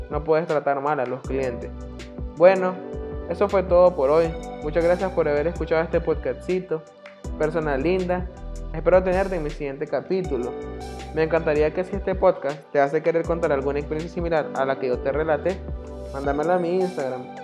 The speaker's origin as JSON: {"language": "Spanish", "country": "Nicaragua", "said": "soy de Nicaragua, tengo la edad de 20 años"}